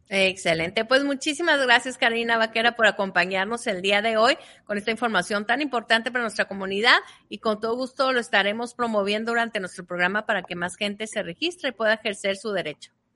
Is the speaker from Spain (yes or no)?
no; Mexico; now in United States; poder ejercer tu derecho como mexicano